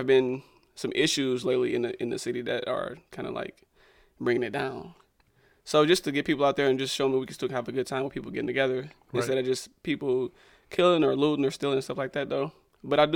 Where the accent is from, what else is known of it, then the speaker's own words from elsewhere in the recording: Inkster, Michigan, United States; also born or lived in Gary, Indiana; I grew up in Inkster, that's where I started